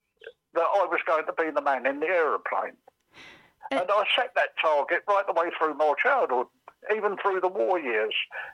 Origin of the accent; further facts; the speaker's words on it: London, United Kingdom; accent: Cockney; also born or lived in Reading; a Cockney born in a depression in 1933 in a slum.